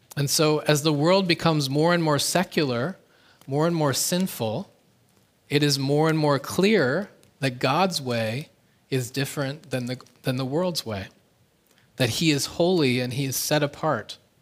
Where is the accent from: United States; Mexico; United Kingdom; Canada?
Canada; now in South Korea; my home country, Canada